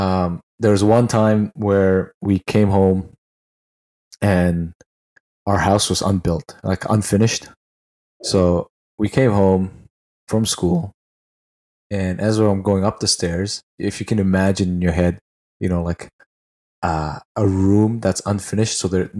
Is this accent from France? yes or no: no; Northeast India, India; I was like, yeah, I'm from India. And the, you know, it's like, what? But yeah, right. The northeastern part where I'm from, the majority of people look like me